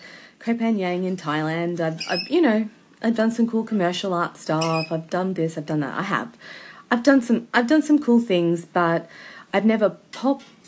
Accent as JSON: {"language": "English", "country": "Australia", "said": "as an Australian"}